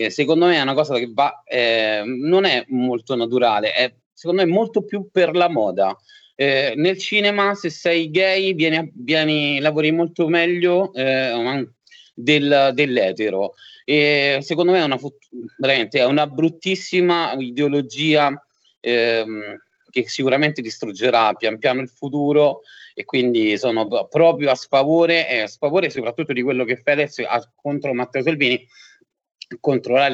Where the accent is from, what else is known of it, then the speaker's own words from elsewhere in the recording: Rome, Lazio, Italy; born there; mia mamma era del sud, mio papà era del, è del nord, io sono nato a Roma